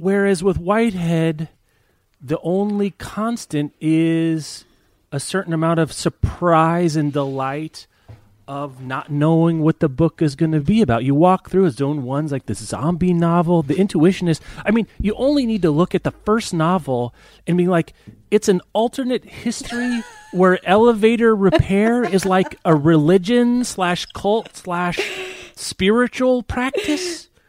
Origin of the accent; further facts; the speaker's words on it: Lawrence, Kansas, United States; I'm from Lawrence, Kansas, so Topeka High is about 15 mm-hmm. miles from where I grew up